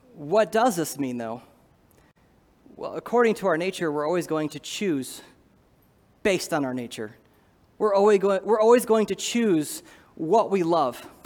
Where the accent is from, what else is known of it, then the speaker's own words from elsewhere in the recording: Iowa, United States; I'm from Iowa